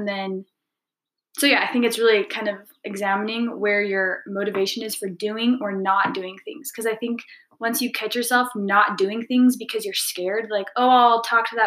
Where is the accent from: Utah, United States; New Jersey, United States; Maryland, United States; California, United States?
Utah, United States; also born or lived in Brazil / London / Paris / Dublin; born and raised in Utah. So I've lived here most of my life.